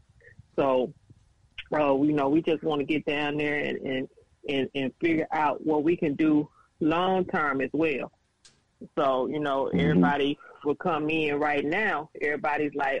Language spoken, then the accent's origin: English; Arkansas Delta, United States; I'm originally from Arkansas Delta, which is probably about an hour and a half from the affected area.